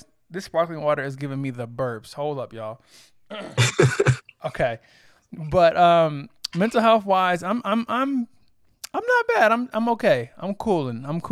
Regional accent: Corpus Christi, Texas, United States; moved away; I'm originally from Texas. Real small city called Corpus Christi

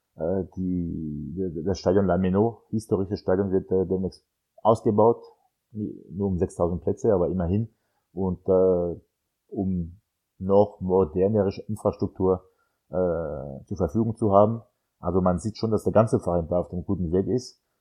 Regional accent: France; German is a second language; moved away; als Franzose

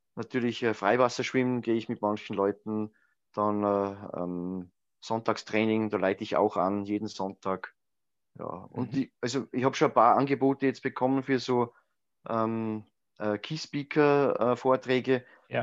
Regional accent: Grundlsee, Styria, Austria; am Grundlsee, meiner Heimatgemeinde

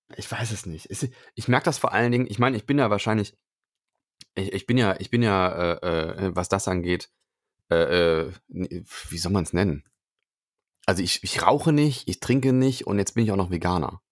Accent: Cologne, North Rhine-Westphalia, Germany; Ich bin ja gebürtiger Kölner

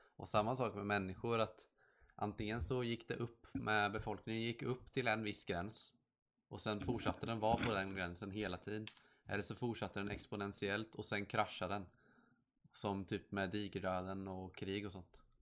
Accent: Sweden; jag är skandinavisk fast jag är från Sverige

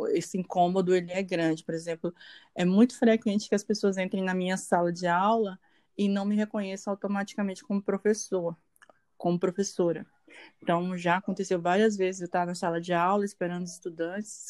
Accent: Porto Nacional, Tocantins, Brazil; now in Palmas, Brazil; Porto Nacional, que é a cidade onde eu nasci, mas eu moro na periferia de Palmas.

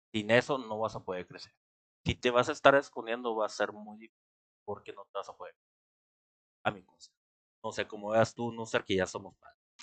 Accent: Mexico; somos los mexicanos

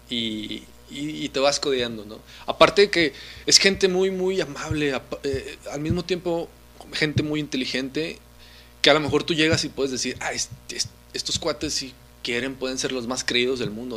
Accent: Mexico; como mexicanos

